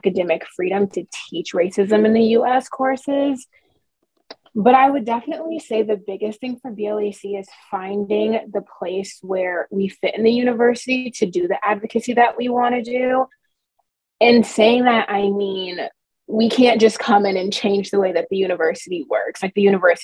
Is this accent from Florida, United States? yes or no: no; Minnesota, United States; moved away as an adult; I grew up in Minnesota, and I graduated with a class of 12 people in 2017 from my high school.